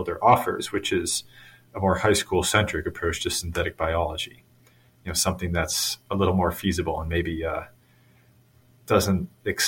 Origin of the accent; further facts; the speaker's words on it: Massachusetts near Boston, United States; Growing up in Massachusetts near Boston